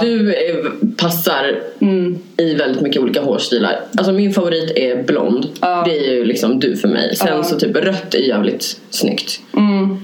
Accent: Norrland, Sweden; moved away; also born or lived in Hässelby; jag är från Norrland

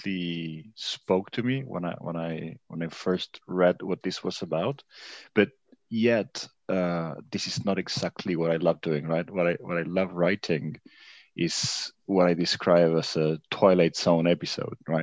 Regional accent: Buenos Aires, Argentina; moved away as an adult; now in Paris, France; I'm living in Paris now. I'm originally from Buenos Aires, Argentina.

